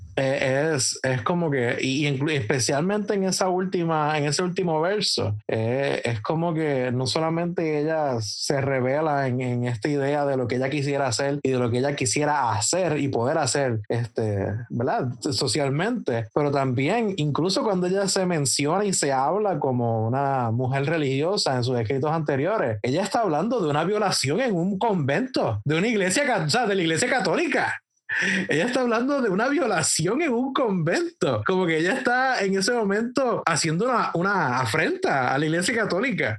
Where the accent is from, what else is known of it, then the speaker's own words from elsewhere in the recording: Puerto Rico; nuestra identidad como puertorriqueños, de nuestra resiliencia como puertorriqueños